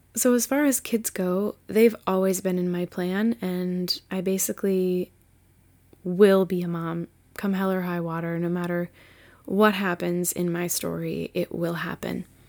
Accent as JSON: {"language": "English", "region": "Massachusetts", "country": "United States", "said": "this white chick from Massachusetts"}